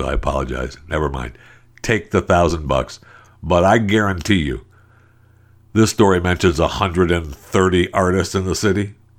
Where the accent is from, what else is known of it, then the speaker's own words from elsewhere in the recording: San Francisco, California, United States; No, I'm from San Francisco. That's what I call my home.